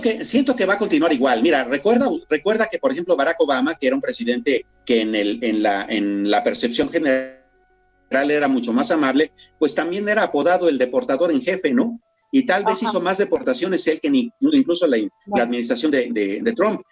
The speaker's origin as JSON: {"language": "Spanish", "country": "Mexico"}